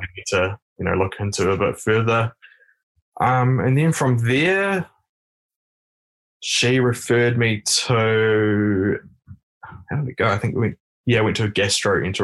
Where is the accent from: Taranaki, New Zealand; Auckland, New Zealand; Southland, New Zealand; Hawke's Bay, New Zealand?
Taranaki, New Zealand; now in Wellington, New Zealand; I am actually from the Taranaki region, but I live down here in Wellington.